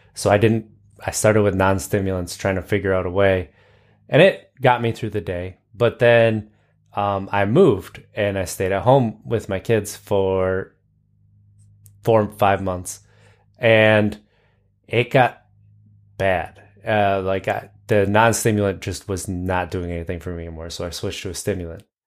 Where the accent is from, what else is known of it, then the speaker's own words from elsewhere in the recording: United States; I'm American.